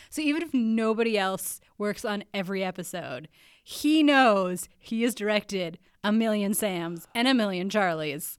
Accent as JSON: {"language": "English", "country": "Canada", "also_born_or_lived": "United States", "said": "I'm a Canadian"}